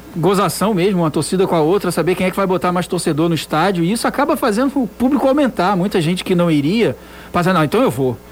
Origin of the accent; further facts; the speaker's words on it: Rio, Rio de Janeiro, Brazil; also born or lived in Ceará; now in Fortaleza, Brazil; Eu não sou daqui, né? O pessoal sabe, eu sou do Rio